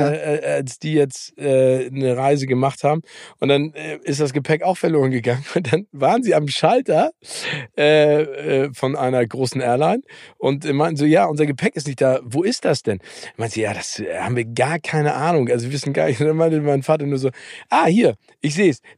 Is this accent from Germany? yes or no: yes; Hamburg, Germany; Ich als Hamburger weiß ja, ne, es gibt äh, nicht falsches Wetter, sondern falsche Kleidung.